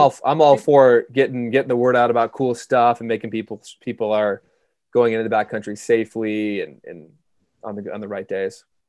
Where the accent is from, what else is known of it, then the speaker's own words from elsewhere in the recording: Minnesota, United States; moved away as an adult; now in Jackson, United States; I grew up in Minnesota